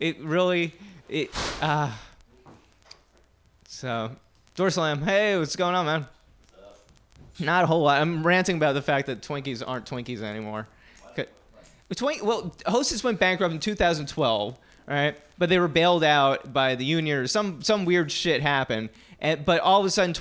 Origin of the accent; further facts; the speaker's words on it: New Jersey, United States; moved away; I grew up in New Jersey